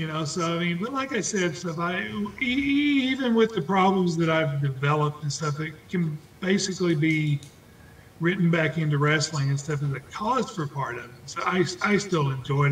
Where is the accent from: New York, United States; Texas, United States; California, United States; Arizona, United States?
Texas, United States; Canyon; I grew up in Canyon, Texas, where they were from